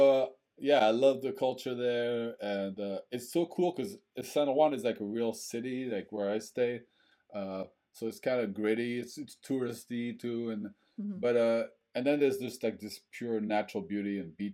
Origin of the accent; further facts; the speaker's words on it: France; also born or lived in Bangor, Maine; now in Portland, United States; I was also growing up in French culture